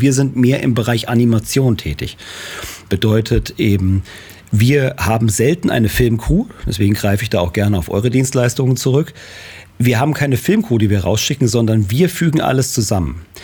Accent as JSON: {"language": "German", "town": "Marburg", "region": "Hesse", "country": "Germany", "tie": "born or raised there", "said": "Ich bin äh, in Marburg geboren und ich habe 1994 äh, hier ein Unternehmen gegründet"}